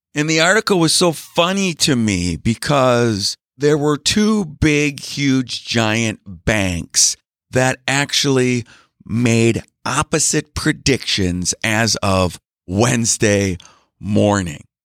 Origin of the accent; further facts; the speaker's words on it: Green Bay, Wisconsin, United States; also born or lived in Milwaukee, Wisconsin; I grew up in Green Bay, Wisconsin